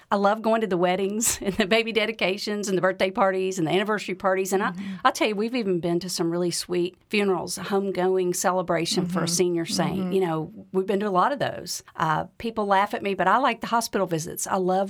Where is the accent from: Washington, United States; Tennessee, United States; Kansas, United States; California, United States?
Tennessee, United States; Memphis; I was raised in Memphis. I graduated from Baylor University and then came back to teach in Memphis.